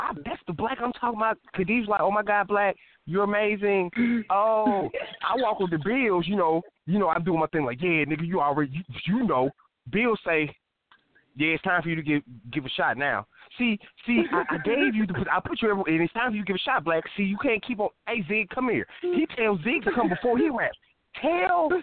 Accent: Alabama, United States; I'm from Alabama

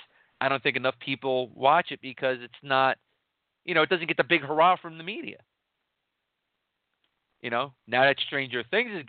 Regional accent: New York City, New York, United States; I'm from Queens

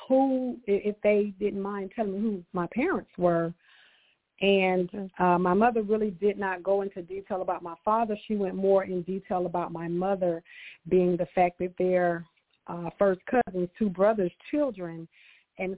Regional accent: Augusta, Georgia, United States; also born or lived in Stapleton, Georgia; I was born and raised in Augusta, Georgia

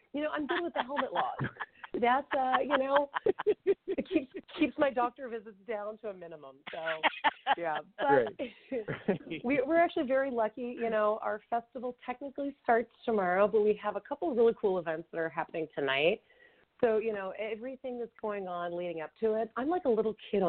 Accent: Indiana, United States; now in Redondo Beach, United States; I'm from Indiana

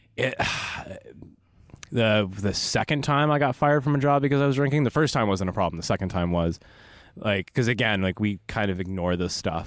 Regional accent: Los Angeles, California, United States; also born or lived in Burbank, California / Phoenix, Arizona; I am absolutely the pretentious L A native

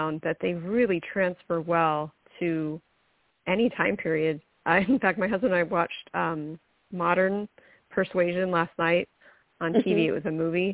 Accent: Mesa, Arizona, United States; I grew up in Mesa

